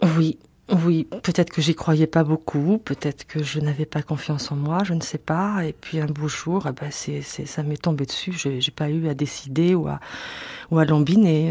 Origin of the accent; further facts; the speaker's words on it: Orléans, Centre-Val de Loire, France; Quand j'étais petite fille à Orléans